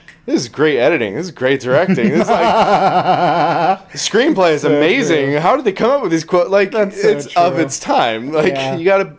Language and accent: English; Corvallis, Oregon, United States; that's my hometown.